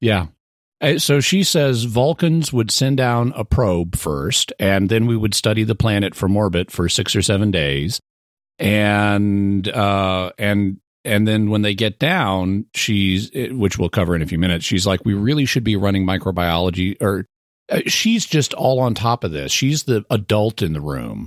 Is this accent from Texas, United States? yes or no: yes; Texas, United States; born or raised there